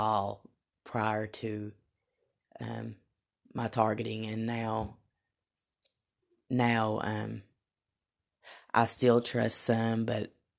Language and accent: English; Tennessee, United States; accent: Southern; It kind of began to overcome my southern accent